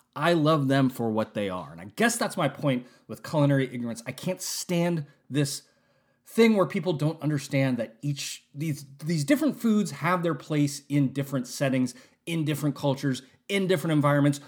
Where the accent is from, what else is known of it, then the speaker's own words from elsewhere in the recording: West Coast of the United States, United States; I'm from the West Coast of the United States